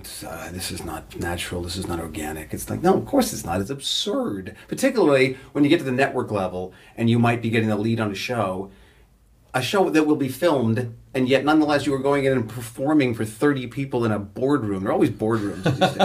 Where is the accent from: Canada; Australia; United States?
Canada; Toronto, Ontario; I'd go in off book and get the part, and I'm this asshole from Toronto.